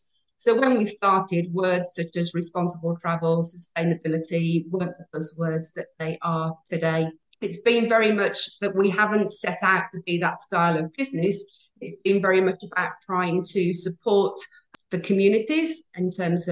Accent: United Kingdom; moved away as an adult; now in Maldives; I do originate from the UK, and I spent almost 30 years in retail in the UK.

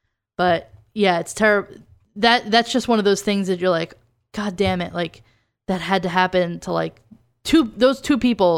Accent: New Jersey, United States; I know I noticed it because I'm from Jersey

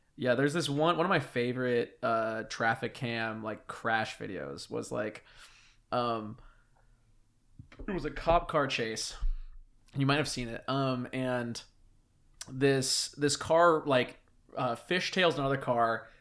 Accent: Whidbey Island, Washington, United States; moved away; my hometown is, like, one of the biggest, uh, like, starting points.

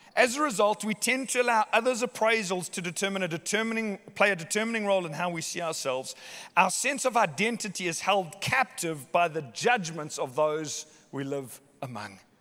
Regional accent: Somerset West, Western Cape, South Africa; I was born in Hottentots Holland Hospital, Somerset West

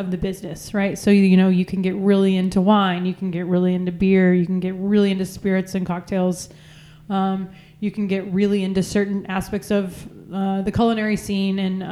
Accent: San Angelo, Texas, United States; I grew up in San Angelo, Texas, so very much in the middle of nowhere

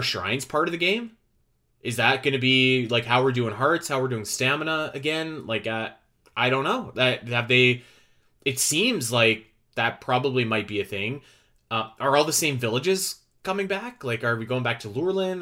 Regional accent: Canada; I'm Canadian

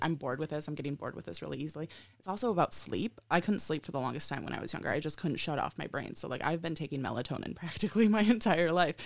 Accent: Ohio, United States; moved away; also born or lived in Colorado / Michigan; I'm from the Midwest, right? I'm from Ohio, and I'm currently in Colorado.

